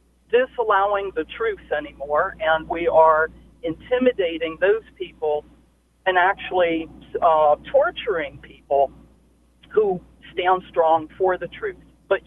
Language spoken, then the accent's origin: English; Northern Virginia, United States; I'm from Northern Virginia, where Loudoun County is located.